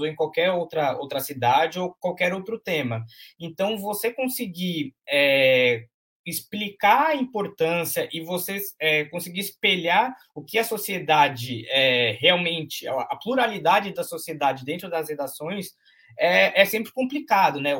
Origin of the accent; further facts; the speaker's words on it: Santos, São Paulo, Brazil; Eu sou nascido e criado em, em Santos, né, no bairro Castelo, lá na, na zona noroeste